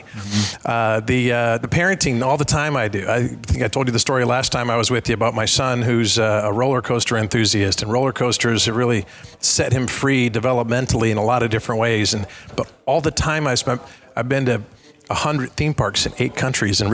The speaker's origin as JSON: {"language": "English", "town": "Cincinnati", "region": "Ohio", "country": "United States", "tie": "born or raised there", "said": "in my hometown, Kings Island, I live right by Cincinnati"}